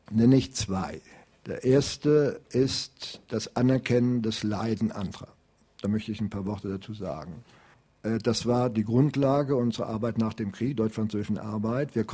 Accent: Prague, Czechia; Ich komme aus Prag, Jan Hus ist ein Begriff natürlich auch für jeden heutigen Zessen.

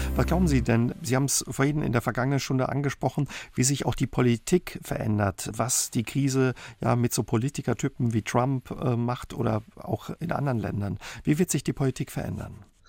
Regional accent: Saarland, Germany; bei uns im Saarland

